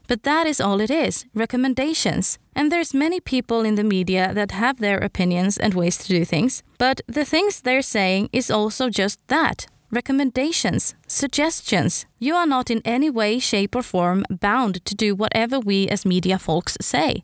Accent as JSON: {"language": "English", "country": "Sweden", "second_language": "English", "said": "I'm Swedish after all. English is not my first language."}